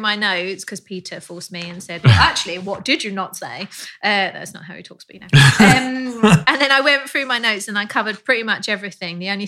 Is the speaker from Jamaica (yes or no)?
no; Australia; accent: Australian